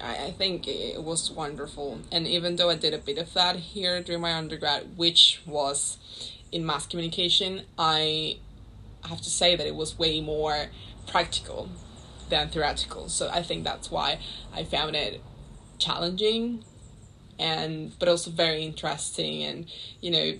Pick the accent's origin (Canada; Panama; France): Panama; Panama City; moved away as an adult; also born or lived in London; I'm from Panama City, Panama